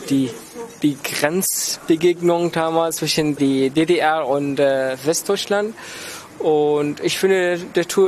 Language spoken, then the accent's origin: German; Damascus, Damascus Governorate, Syria; moved away as an adult; also born or lived in Flensburg, Germany; now in Lübeck, Germany; ich komme ursprünglich aus Syrien, aus Damaskus und ich bin jetzt seit siebeneinhalb Jahren in Deutschland.